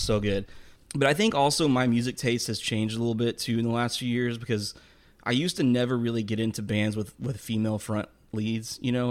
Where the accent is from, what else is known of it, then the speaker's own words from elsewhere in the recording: Texas, United States; I'm from Texas.